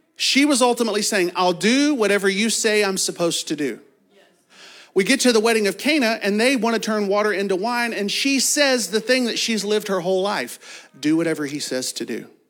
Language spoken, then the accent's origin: English; Kentucky, United States; I'm from Kentucky and have a fourth grade education